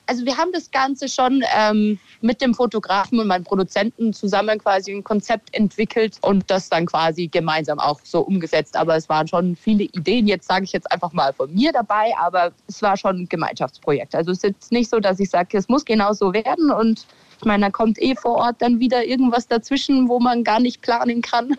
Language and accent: German; Kirchseeon, Bavaria, Germany; accent: Bavarian; Also ich wohne schon immer in Kirchseon da bis vor zwei Jahren habe ich noch in dem Haus gelebt, wo ich eben aufgewachsen bin